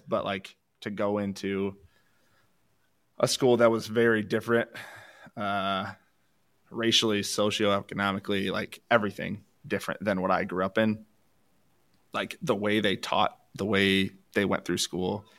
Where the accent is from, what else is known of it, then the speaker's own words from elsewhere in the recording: Allendale, Michigan, United States; I grew up in Allendale. There's a co, Division two college where I grew up.